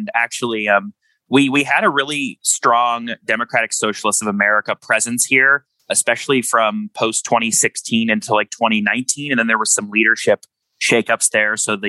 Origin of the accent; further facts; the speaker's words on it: Pittsburgh, Pennsylvania, United States; I was born and raised here in Western Pennsylvania, right in the South Hills of Pittsburgh.